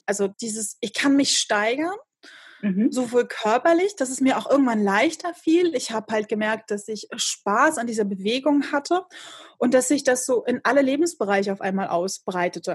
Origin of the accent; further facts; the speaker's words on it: Rostock, Mecklenburg-Vorpommern, Germany; hier in meiner Heimatstadt